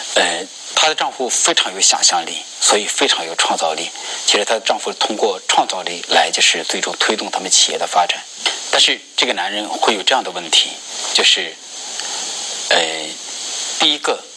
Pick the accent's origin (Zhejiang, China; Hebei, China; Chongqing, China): Hebei, China; rural; 我是河北的农村，我们那边的农村